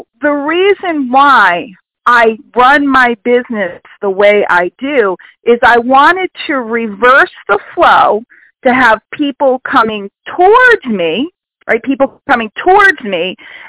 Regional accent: New York City, New York, United States; I grew up in New York City

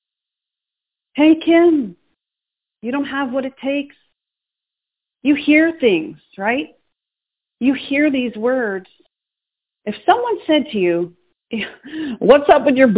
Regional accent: Boston, Massachusetts, United States; moved away; I'm from Boston, Massachusetts. I'm still a city girl, even though I'm living in the country.

